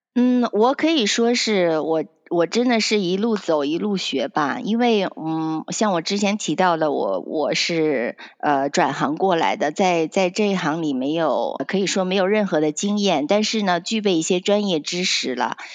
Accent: Penglai, Shandong, China; also born or lived in Canada; now in United States; 我是出生在，嗯，山东蓬莱，就是在那边长大

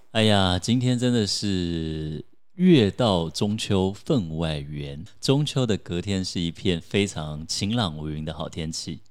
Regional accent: Taiwan; 我土生土长台湾男孩

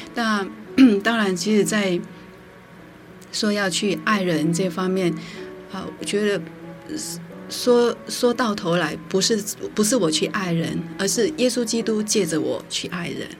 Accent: Qingliao, Tainan, Taiwan; 在清辽，台南县

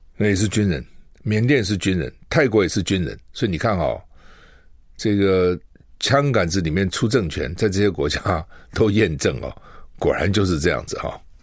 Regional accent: Taiwan; 我们台湾人

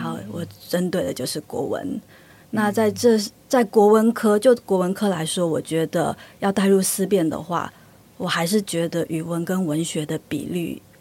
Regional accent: Taiwan; now in Sweden; 那台湾的方面，我是觉得可能就是因为历史的因缘，各，各种因素，所以我们的母语有一个很大的断层

